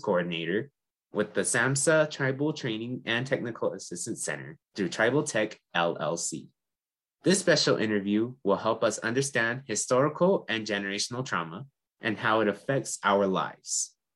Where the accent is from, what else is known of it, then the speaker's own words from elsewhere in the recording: San Felipe Pueblo, New Mexico, United States; I'm from the Pueblo of San Felipe